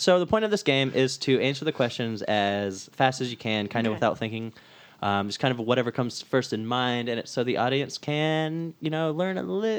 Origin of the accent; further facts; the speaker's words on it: England, United Kingdom; I was born in England.